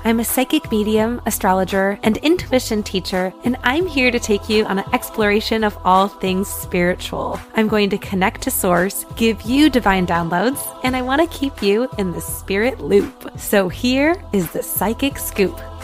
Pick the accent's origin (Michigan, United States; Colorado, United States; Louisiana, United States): Michigan, United States; 15 minutes from where I grew up in Michigan